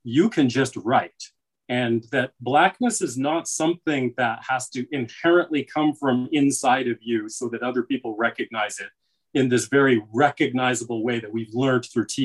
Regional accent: Canada; I have American family, and I see how they are African-American, you know, in ways that I am not, because I'm Canadian

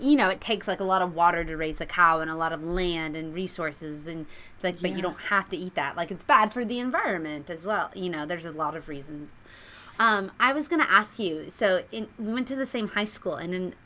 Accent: Nebraska, United States; moved away; I was recently back in Nebraska

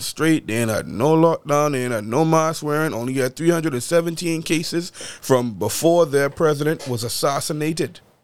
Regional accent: Bahamas; moved away as an adult; born and raised in the Bahamas

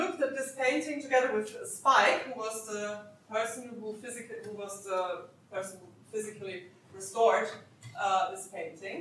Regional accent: Austria; English is a second language; moved away; I'm originally from Austria

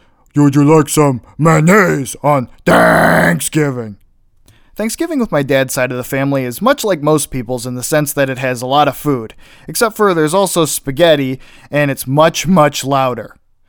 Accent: Illinois, United States; also born or lived in Pittsburgh, Pennsylvania / Ohio / South Carolina; I was born in Pittsburgh, and that's where a majority of my family still lives, which over time we have moved farther and farther away from. We moved to Ohio, then we moved to South Carolina, then back to Ohio, and then we've lived in Illinois since I was about 10.

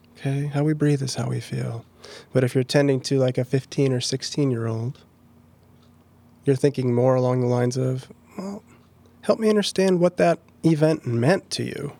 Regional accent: Minneapolis, Minnesota, United States; moved away as an adult; now in Pella, United States; I've been a Pella resident since twenty eighteen, and I'm originally from Minneapolis.

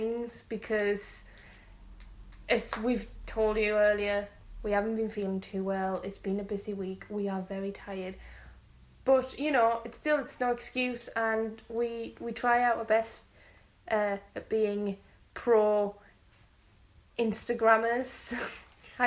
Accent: Madrid, Community of Madrid, Spain; moved away; my hometown. We're going to Madrid.

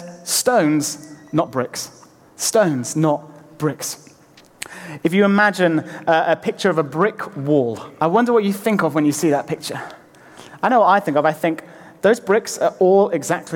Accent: Lake District, North West England, United Kingdom; moved away; I'm from the Lake District originally

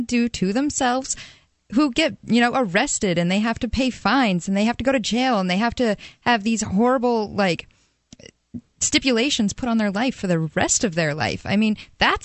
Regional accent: Portland, United States; I'm from Portland

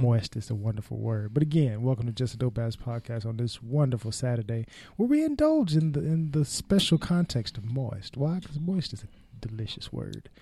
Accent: Bay Area, California, United States; I was raised in the Bay Area

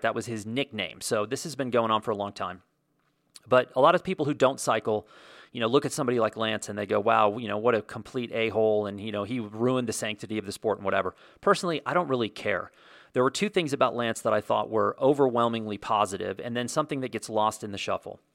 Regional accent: United States; also born or lived in Santa Fe, New Mexico; I can only speak to being an American and living here

